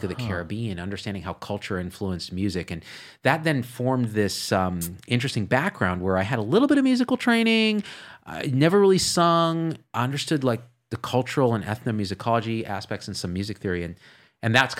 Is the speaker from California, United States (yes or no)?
yes; Clovis, California, United States; accent: New Jersey; moved away as an adult; also born or lived in New Jersey; I grew up in Clovis, California